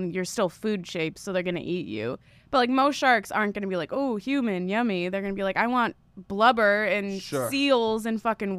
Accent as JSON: {"language": "English", "town": "Quincy", "region": "Massachusetts", "country": "United States", "said": "I'm from Quincy, Massachusetts"}